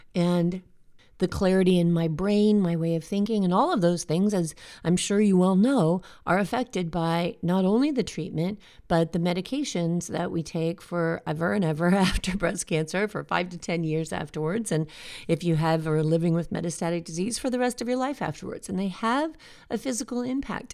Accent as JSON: {"language": "English", "country": "United States", "said": "here in America"}